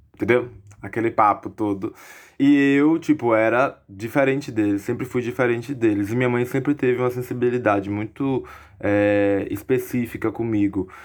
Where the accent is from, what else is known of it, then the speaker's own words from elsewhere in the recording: Alagoinhas, Bahia, Brazil; also born or lived in Salvador; eu sou de Alagoinhas, do interior da Bahia. Eu nasci em Salvador, mas sou de Alagoinhas, vivi minha vida toda aqui em Alagoinhas